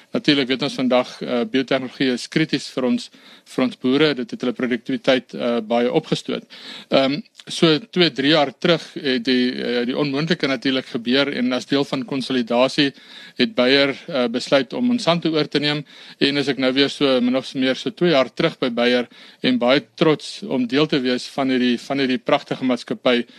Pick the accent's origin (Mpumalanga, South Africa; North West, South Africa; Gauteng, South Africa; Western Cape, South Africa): North West, South Africa; Brits; ek is gebore in Brits en daar ook gematrikuleer.